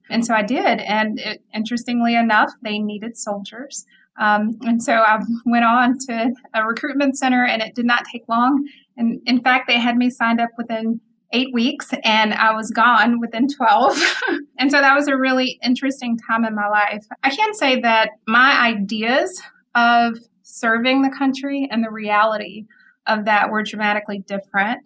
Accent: Mississippi, United States; moved away as an adult; also born or lived in Memphis, Tennessee / Fort Carson, Colorado; now in Madison, United States; I'm originally from Mississippi, and so I grew up in Mississippi.

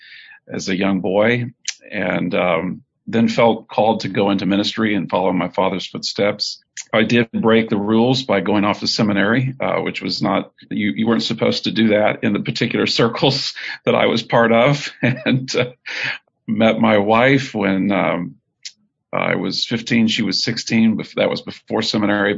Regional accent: Texas City, Texas, United States; moved away as an adult; also born or lived in northern United States / United Kingdom; I was born in Texas City, Texas. I live most of my life now in the north, but have recently moved back to the state of Texas

